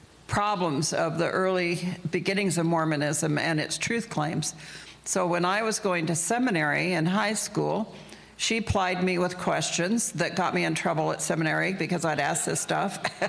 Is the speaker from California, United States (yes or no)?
yes; Southern California, United States; now in Utah, United States; So growing up, everyone we knew was Mormon. We were both born here in Utah, but I was raised in Southern California.